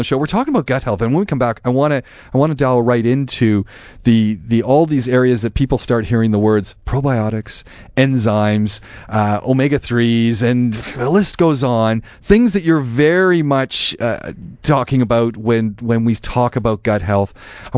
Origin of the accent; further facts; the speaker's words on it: Canada; now in Dubai, United Arab Emirates; that's where we're both from. We're both from Canada